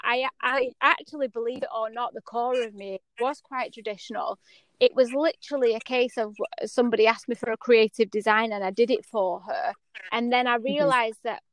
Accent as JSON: {"language": "English", "country": "United Kingdom", "also_born_or_lived": "United States", "said": "as a British culture"}